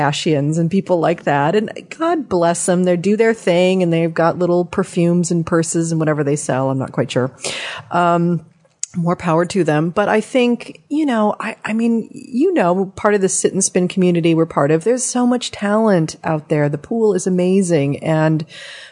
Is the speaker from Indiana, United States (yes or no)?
no; Southern California, United States; growing up in Southern California